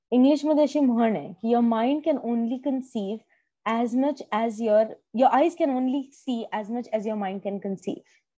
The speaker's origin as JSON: {"language": "Marathi", "town": "Pune", "region": "Maharashtra", "country": "India", "moved": "as an adult", "lives_now": "United States", "said": "मी typical पुणेरी मुलगी असल्यामुळे"}